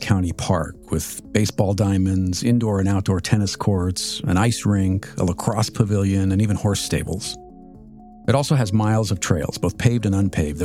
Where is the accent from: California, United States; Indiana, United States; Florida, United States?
California, United States; Southern; now in Washington, D.C. area, United States; I grew up in Southern California